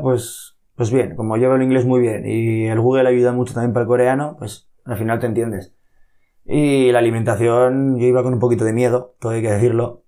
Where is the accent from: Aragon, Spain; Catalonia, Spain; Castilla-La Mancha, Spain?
Aragon, Spain; Monzón; los tofudos que somos